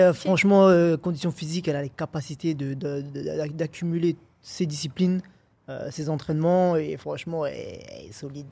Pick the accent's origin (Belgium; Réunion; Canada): Réunion; moved away as an adult; also born or lived in Paris; quand j'étais chez moi à la Réunion